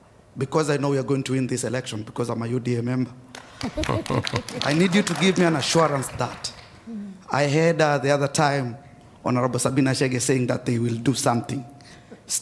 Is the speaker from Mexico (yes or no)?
no; Nakuru County, Kenya; moved away; also born or lived in Pennsylvania; I'm from Nakuru County. I'm privileged my senator is there.